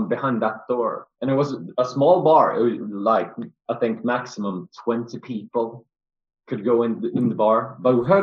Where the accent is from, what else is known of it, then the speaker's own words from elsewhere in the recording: Sweden; we're from Sweden